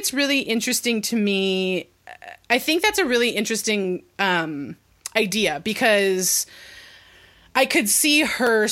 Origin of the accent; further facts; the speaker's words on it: California, United States; as a Californian